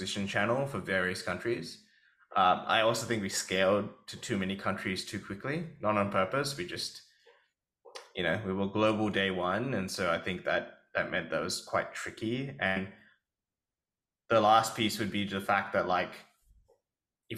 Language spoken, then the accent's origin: English; Australia; as an Australian guy